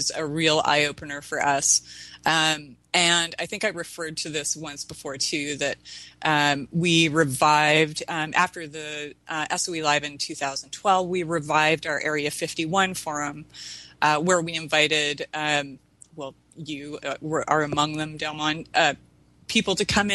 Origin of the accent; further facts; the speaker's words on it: Canada; now in United States; West Coast Canadian. I'm actually American now, but I'm dual citizen